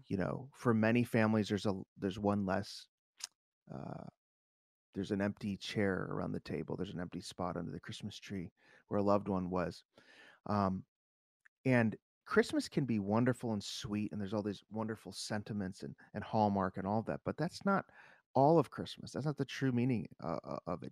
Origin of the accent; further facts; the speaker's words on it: Chicago, Illinois, United States; growing up in Chicago